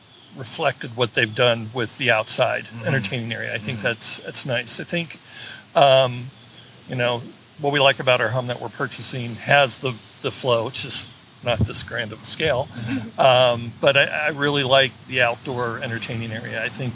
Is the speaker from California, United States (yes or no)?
yes; Sunnyvale, California, United States; I am from California, Sunnyvale, California, but we are relocating to the Nashville area.